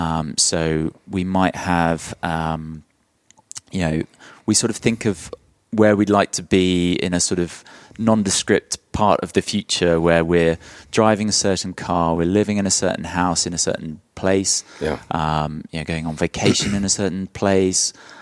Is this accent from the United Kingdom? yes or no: yes; London, United Kingdom; moved away as an adult; also born or lived in South of England; now in Nashville, United States; But I'm a Londoner.